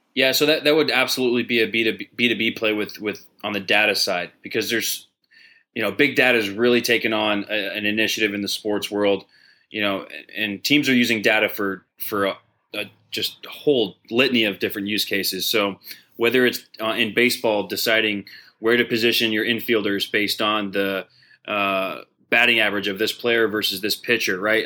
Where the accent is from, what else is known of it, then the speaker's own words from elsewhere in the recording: Dallas, Texas, United States; Dallas, my hometown